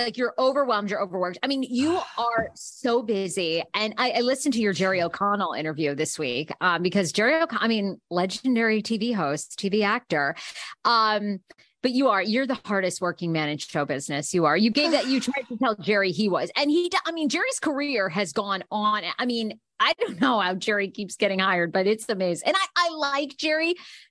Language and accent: English; Scotland, United Kingdom; I am Scottish.